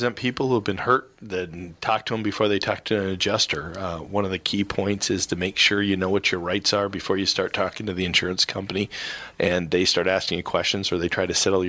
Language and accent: English; Seattle, Washington, United States; Yes. I was from Seattle, so until recently, there was no fandom to have.